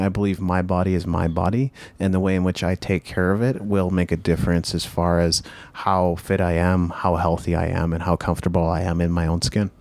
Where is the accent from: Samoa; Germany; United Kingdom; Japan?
Japan; now in North America; I grew up in Japan